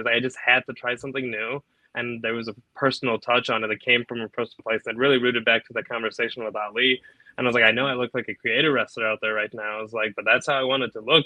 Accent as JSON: {"language": "English", "town": "Naperville", "region": "Illinois", "country": "United States", "said": "I'm from Naperville"}